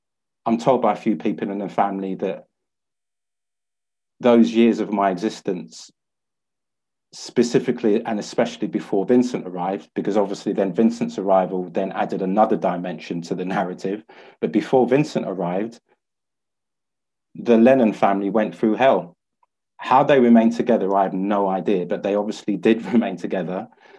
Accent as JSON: {"language": "English", "region": "London", "country": "United Kingdom", "tie": "born or raised there", "said": "28th November 1965. I was born in St Mary's Hospital, Harrow Road. The particular hospital that I was born in, just by the Grand Union Canal, it's no longer there."}